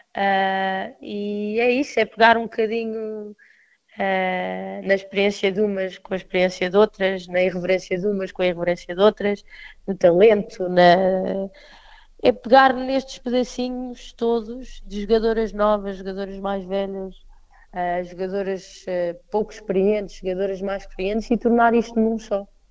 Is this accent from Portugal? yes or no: yes; Portugal; como portuguesa, eh, jogadora de Portugal